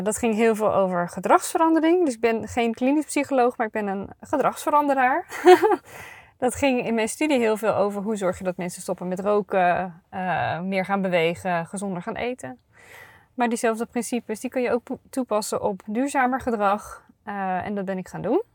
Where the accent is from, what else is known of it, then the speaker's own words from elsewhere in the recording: North Brabant, Netherlands; ik ben een Brabantse